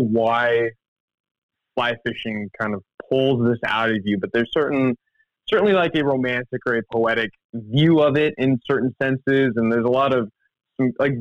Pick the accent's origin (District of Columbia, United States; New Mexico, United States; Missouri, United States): Missouri, United States; the Ozarks; also born or lived in Kansas; I grew up in the Ozarks in Missouri